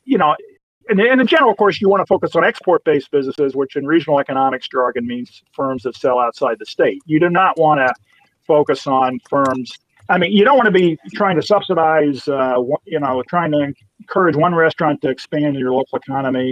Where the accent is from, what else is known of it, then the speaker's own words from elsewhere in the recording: Michigan, United States; my home state